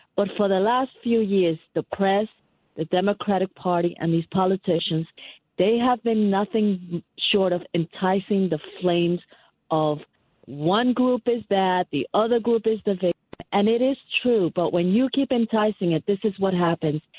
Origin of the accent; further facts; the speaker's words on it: New York, United States; I'm a New Yorker. I'm not in Buffalo